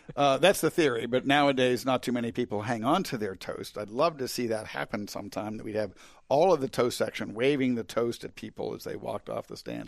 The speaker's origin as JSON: {"language": "English", "area": "outside of Pittsburgh", "region": "Pennsylvania", "country": "United States", "tie": "born or raised there", "moved": "yes", "lives_now": "Charleston, United States", "said": "I grew up outside of Pittsburgh"}